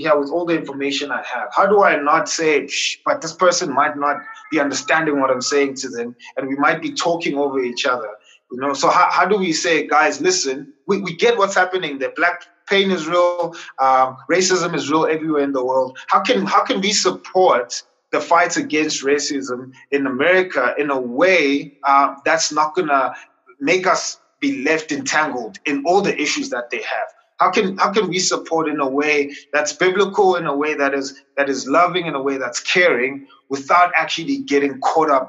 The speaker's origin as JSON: {"language": "English", "country": "South Africa", "said": "as a South African, so let me qualify that and say, as a South African, a Christian Black South African"}